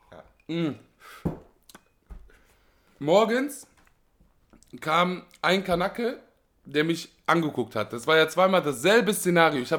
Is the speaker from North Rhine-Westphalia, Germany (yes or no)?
yes; Duisburg, North Rhine-Westphalia, Germany; Ich komme ja aus Hamborn, die Ecke.